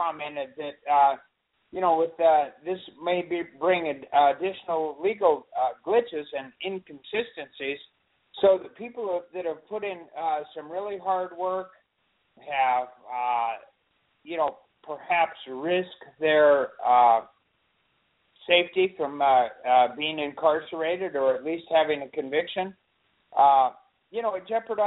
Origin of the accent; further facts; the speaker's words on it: Olympia, Washington, United States; now in California, United States; I was born in Olympia, so I'm an official Washingtonian